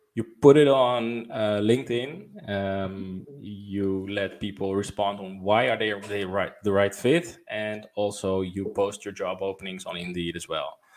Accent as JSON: {"language": "English", "country": "Netherlands", "said": "I'm from the Netherlands"}